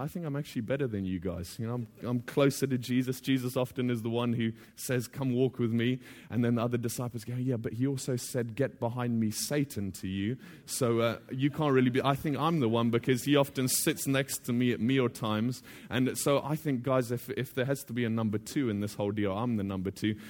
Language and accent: English; Botswana; now in The Hague, Netherlands; I'm originally from Botswana, but I'm now living in The Hague with my family.